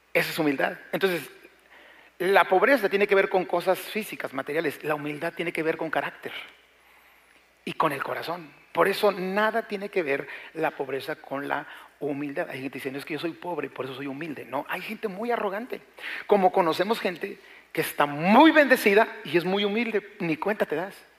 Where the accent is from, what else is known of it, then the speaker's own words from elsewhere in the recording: Mexico; nuestro México